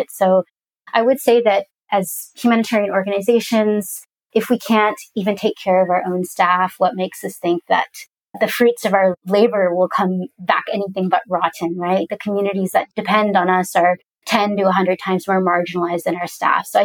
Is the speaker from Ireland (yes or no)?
no; Pakistan; I'm a woman. I'm also Pakistani. Uh, I'm a Muslim.